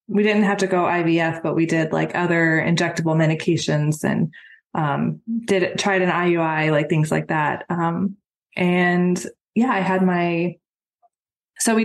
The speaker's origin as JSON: {"language": "English", "region": "Texas", "country": "United States", "moved": "as an adult", "lives_now": "Georgia, United States", "said": "I'm originally from Texas. We moved to Georgia about 3 years ago"}